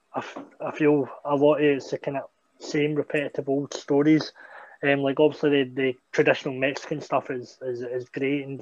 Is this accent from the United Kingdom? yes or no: yes; Scotland, United Kingdom; a school opening up in my hometown